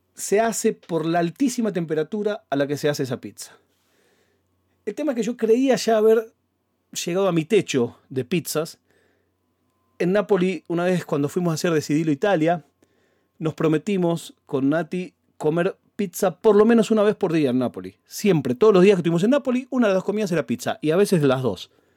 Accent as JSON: {"language": "Spanish", "country": "Argentina", "said": "como buen argentino"}